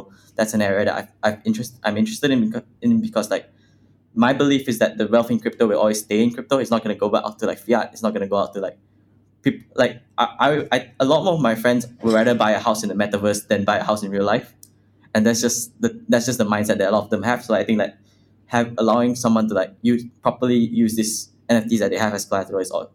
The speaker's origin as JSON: {"language": "English", "country": "Malaysia", "said": "I come from Malaysia, which is, like, a third world country."}